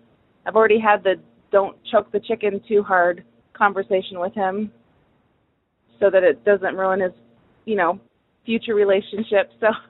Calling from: Michigan, United States; I'm calling from Michigan.

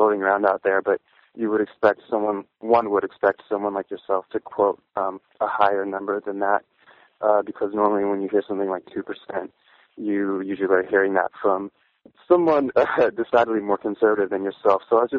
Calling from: Chicago, Illinois, United States; I'm calling from Chicago.

